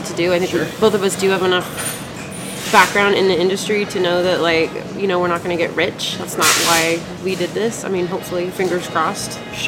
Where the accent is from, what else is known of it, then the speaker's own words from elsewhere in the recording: Seattle, Washington, United States; I grew up in North Seattle, moved to West Seattle in 98.